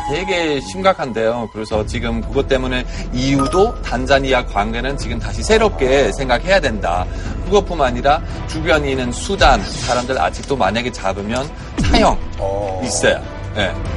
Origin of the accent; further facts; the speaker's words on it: Hamburg, Germany; Korean is a second language; now in South Korea; 저의 고향 함부르크인데